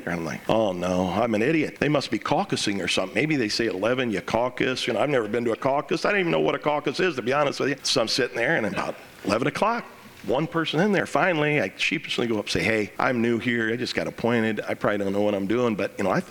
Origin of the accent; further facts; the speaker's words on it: Springfield, Illinois, United States; It's my hometown. Five generations of my family live in Springfield.